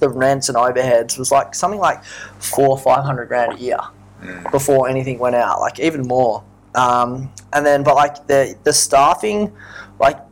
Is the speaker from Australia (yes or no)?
yes; Port Hedland, Western Australia, Australia; now in Perth, Australia; So I grew up in Port Hedland, which is a small town.